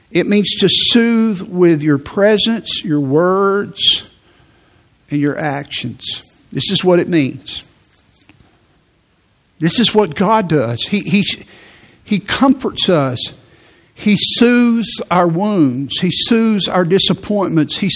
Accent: Midwest, United States; I, I'm from the Midwest. So I'm just not affectionate.

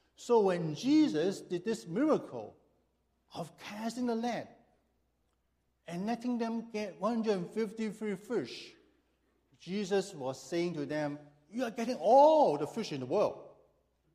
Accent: Hong Kong; moved away as an adult; now in Chicago, United States; I was born and raised in Hong Kong

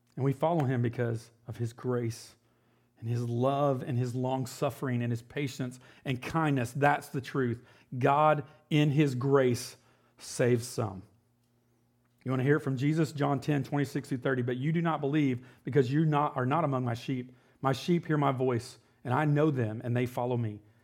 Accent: United States; as an American and how I've, I've grown up

